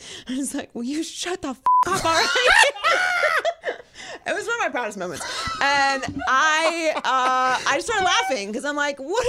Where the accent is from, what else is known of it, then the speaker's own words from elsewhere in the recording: Pittsburgh, Pennsylvania, United States; I'm from Pittsburgh.